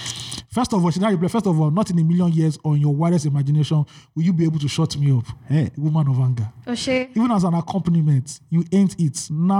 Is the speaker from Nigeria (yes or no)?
yes; Nigeria; I went to IG's office as a Nigerian too.